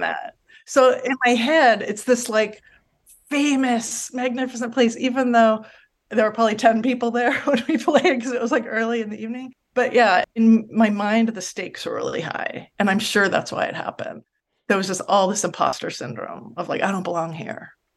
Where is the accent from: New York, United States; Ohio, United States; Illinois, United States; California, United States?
California, United States; Los Angeles; I grew up in San Pedro, California in the seventies and eighties